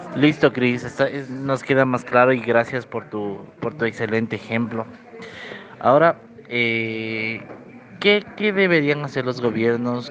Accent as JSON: {"language": "Spanish", "country": "Ecuador", "said": "nosotros como ecuatorianos"}